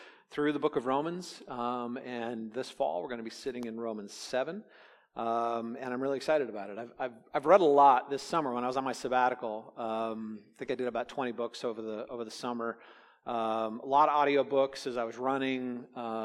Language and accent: English; California, United States; Growing up in California, I was very aware of thresholds because as a kid, we did a lot of earthquake, you know, drills